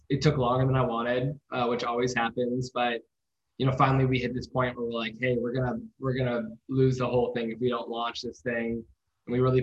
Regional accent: Midwest, United States; I grew up in the Midwest

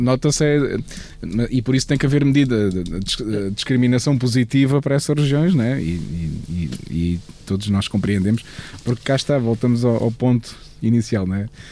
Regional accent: Portugal; somos portugueses

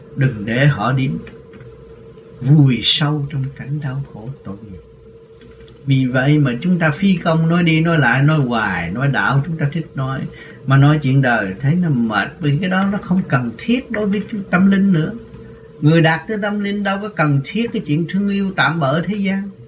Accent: Vietnam

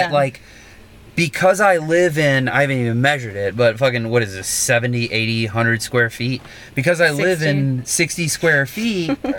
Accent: the South, United States; now in New York, United States; So growing up in the South, we had this stereotype of New York

